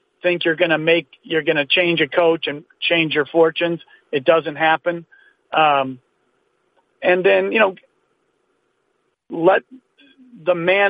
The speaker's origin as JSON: {"language": "English", "town": "Martinez", "region": "California", "country": "United States", "tie": "born or raised there", "said": "growing up in Martinez, the rough streets of Martinez."}